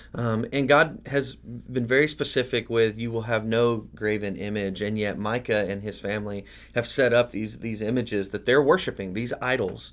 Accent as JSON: {"language": "English", "country": "United States", "said": "as American Christians"}